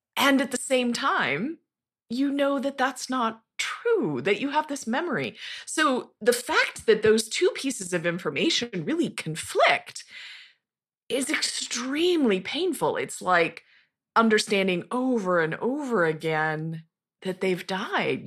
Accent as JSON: {"language": "English", "region": "Montana", "country": "United States", "tie": "born or raised there", "also_born_or_lived": "Tucson, Arizona", "moved": "yes", "said": "I grew up in Montana, in a very rural, tiny little town of about five thousand, uh, high in the Rocky Mountains, near the Continental Divide"}